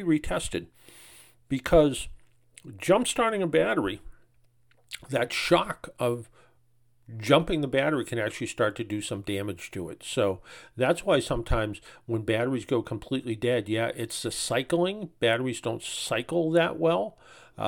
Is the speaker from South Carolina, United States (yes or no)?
no; Dennis, Massachusetts, United States; my hometown in Dennis, Massachusetts